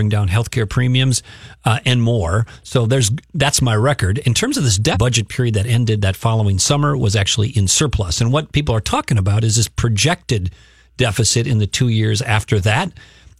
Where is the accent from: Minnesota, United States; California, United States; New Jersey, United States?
Minnesota, United States; South St. Paul; I grew up in South St. Paul